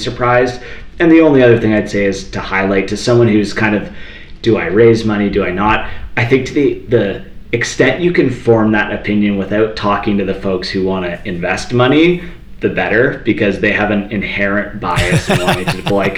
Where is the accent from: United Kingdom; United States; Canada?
Canada; Toronto, Ontario; now in Calgary, Canada; I'm from Toronto. I moved out to Calgary